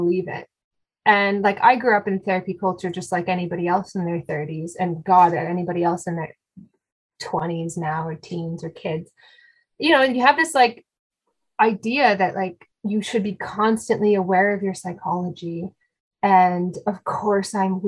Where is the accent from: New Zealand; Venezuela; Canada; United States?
Canada; I'm Canadian